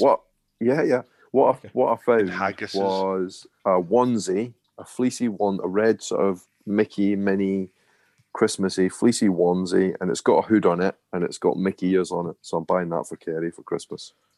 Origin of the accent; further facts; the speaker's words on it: Scotland, United Kingdom; me being Scottish